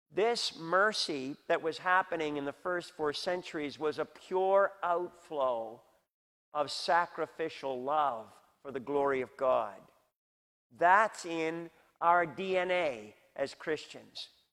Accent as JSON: {"language": "English", "country": "Canada", "said": "We have those as Canadian citizens"}